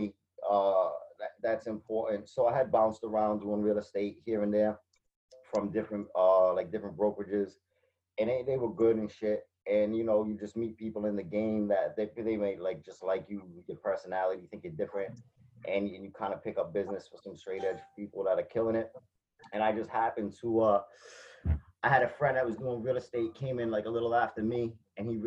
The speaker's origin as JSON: {"language": "English", "town": "Fall River", "region": "Massachusetts", "country": "United States", "tie": "born or raised there", "said": "It's my hometown. I'm still here."}